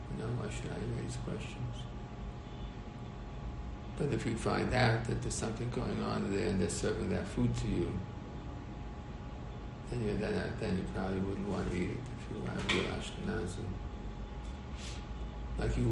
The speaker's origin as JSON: {"language": "English", "country": "United States", "said": "I'm an American"}